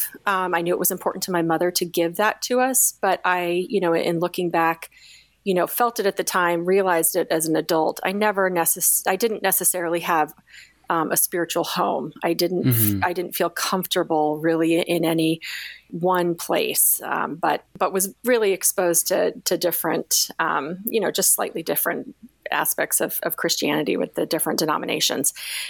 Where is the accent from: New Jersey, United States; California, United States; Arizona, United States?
Arizona, United States; Phoenix; moved away as an adult; also born or lived in Notre Dame, Indiana; now in Annapolis, United States; I was born and raised in Phoenix, Arizona. So Notre Dame was a long way from home for me, but of course became another home as well.